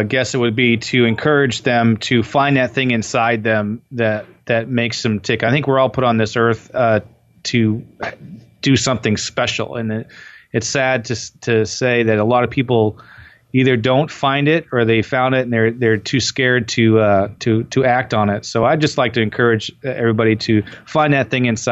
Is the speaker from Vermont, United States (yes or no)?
yes; Waterford, Vermont, United States; moved away; I grew up in Waterford, Vermont, and my mom and dad owned a Country Inn.